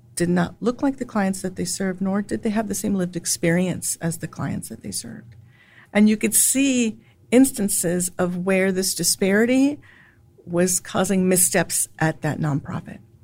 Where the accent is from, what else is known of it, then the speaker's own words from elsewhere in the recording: San Antonio, Texas, United States; also born or lived in Chicago / New York City; now in Austin, United States; I was born and raised in San Antonio, Texas